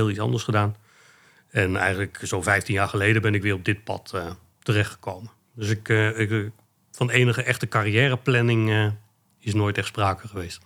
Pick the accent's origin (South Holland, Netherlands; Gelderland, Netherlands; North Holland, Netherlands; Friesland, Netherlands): Gelderland, Netherlands; Achterhoek; moved away as an adult; now in Arnhem, Netherlands; mijn roots liggen in de Achterhoek. Daar ben ik geboren en getogen